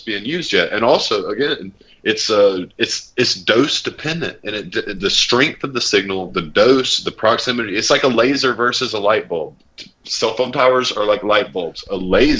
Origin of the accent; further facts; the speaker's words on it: United States; I'm American